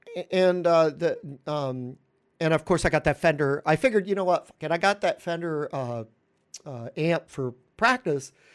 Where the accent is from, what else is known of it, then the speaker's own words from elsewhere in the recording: New York, United States; I'm a New Yorker